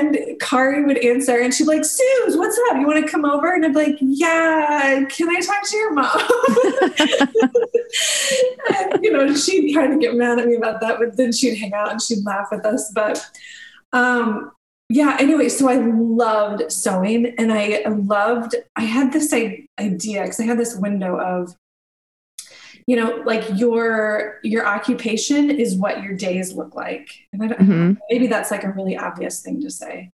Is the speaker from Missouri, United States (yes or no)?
yes; Missouri, United States; I'm from Missouri, and there was a school about an hour and a half away from where I grew up